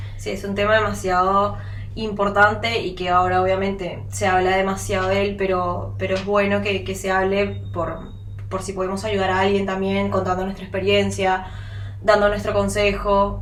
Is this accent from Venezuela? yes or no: yes; Venezuela; now in Uruguay; nosotras como venezolanas